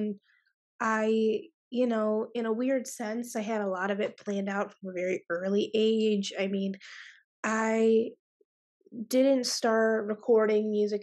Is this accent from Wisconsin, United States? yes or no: no; Cleveland, Ohio, United States; also born or lived in Columbus, Ohio; I'm from Cleveland, Ohio, but I attend school in Columbus